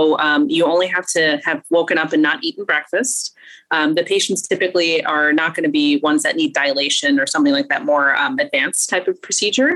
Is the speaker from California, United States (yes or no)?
no; Bryan, Ohio, United States; also born or lived in Cleveland, Ohio; I'm actually a native Ohioan. I was born in Northeast Ohio, in Bryan, Ohio